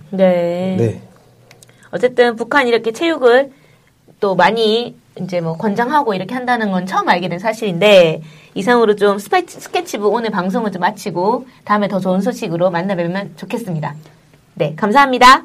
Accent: Gyeongsang, South Korea; accent: Gyeongsang style; 네, 경상도 스타일이다 보니까

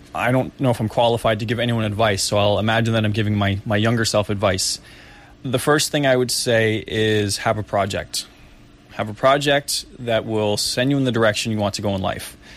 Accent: Boston, Massachusetts, United States; moved away as an adult; now in South Korea; I was from Boston

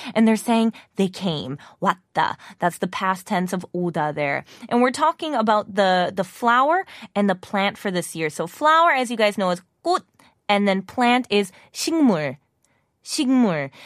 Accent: Wisconsin, United States; now in South Korea; as an American

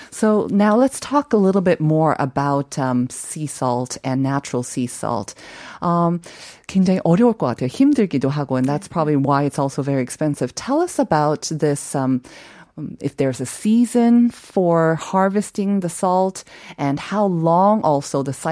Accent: Seoul, South Korea; born or raised there; moved away; also born or lived in Bigeumdo, Shinan County

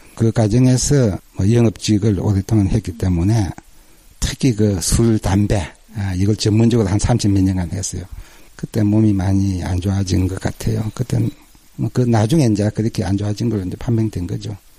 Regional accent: Ulsan, South Korea; 저는 그 울산에서 왔고요.

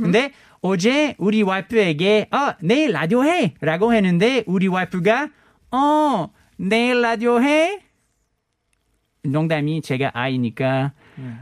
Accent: Canada; Korean is a second language; moved away as an adult; also born or lived in Montreal; now in South Korea; 캐나다에서 온

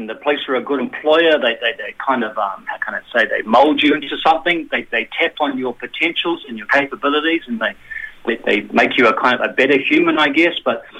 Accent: New Zealand; now in South Korea; even as a New Zealander

